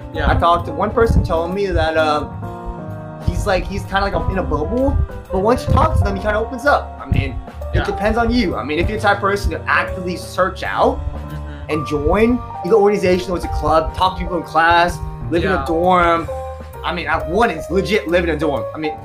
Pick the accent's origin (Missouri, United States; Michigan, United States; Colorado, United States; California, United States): California, United States; I'm from California, so I've lived the majority of my life.